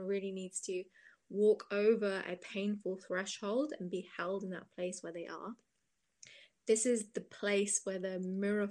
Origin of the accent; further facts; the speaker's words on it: Cambridge, East of England, United Kingdom; I'm from Cambridge in England, which is a university town